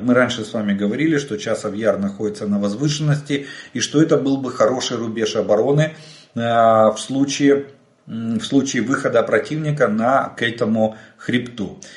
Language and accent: Russian; Ukraine; мы из Украины